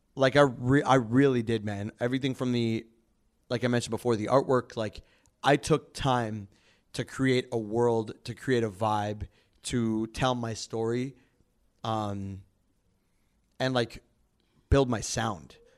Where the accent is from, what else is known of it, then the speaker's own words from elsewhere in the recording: Calgary, Alberta, Canada; now in Toronto, Canada; I'm an R and B soul artist, uh, here in Toronto. I'm actually from Calgary